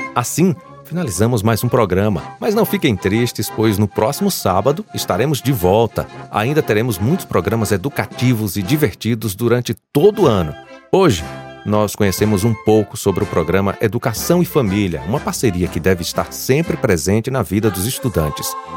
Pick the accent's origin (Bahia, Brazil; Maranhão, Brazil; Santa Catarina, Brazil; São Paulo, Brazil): Bahia, Brazil; nós que somos baianos